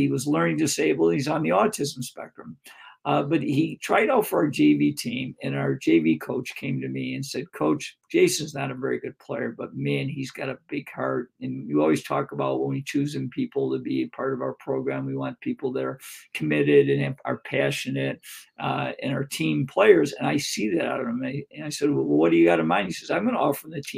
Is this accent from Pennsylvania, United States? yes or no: no; Greece, New York, United States; my hometown of Greece, New York